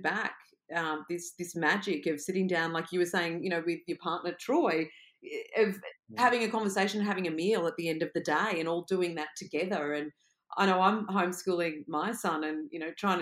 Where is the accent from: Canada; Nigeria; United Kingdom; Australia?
Australia; as an Australian